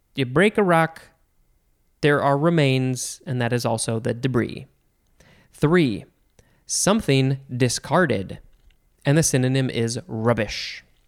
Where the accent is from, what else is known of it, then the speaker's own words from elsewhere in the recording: United States; I, as an American, have grown up saying debris